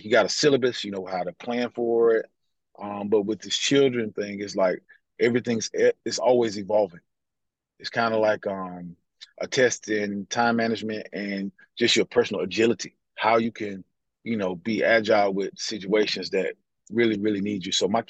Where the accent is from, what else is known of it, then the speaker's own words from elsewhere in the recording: United States; even though I'm African American